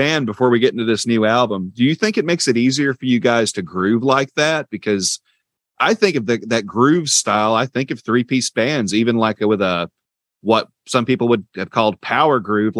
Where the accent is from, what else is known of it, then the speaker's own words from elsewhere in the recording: the South, United States; also born or lived in Dalton, Georgia; I'm from the South